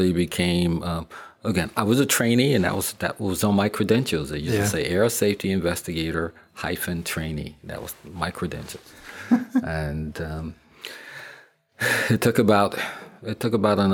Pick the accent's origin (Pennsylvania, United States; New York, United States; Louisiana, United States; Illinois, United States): New York, United States; Long Island; I'm from Long Island, New York